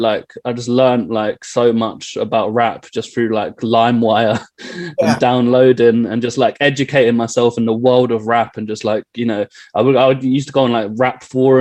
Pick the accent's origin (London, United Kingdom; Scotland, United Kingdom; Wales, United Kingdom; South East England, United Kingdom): London, United Kingdom; I grew up in Willesden Green, northwest London.